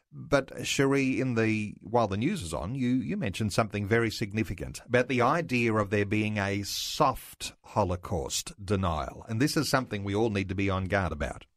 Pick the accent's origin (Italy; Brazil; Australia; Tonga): Australia; as Australian Christian believers